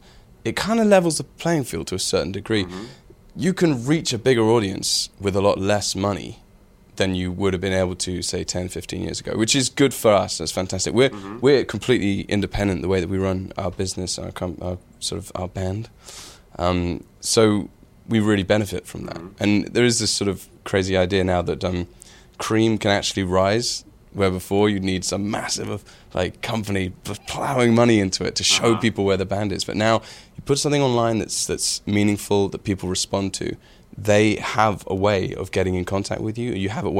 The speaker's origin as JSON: {"language": "English", "country": "United Kingdom", "said": "Like we're very British, and a super British band suddenly goes to LA and does an LA video."}